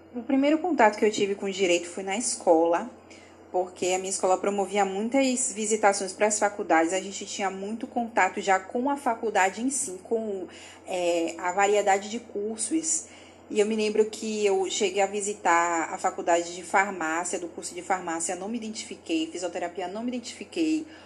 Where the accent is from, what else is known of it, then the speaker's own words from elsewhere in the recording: Salvador, Bahia, Brazil; eu sou de Salvador, Bahia